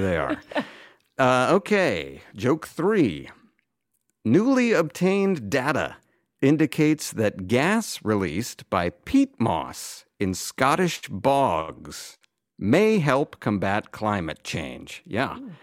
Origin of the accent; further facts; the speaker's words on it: Weston, Massachusetts, United States; moved away; my hometown of Weston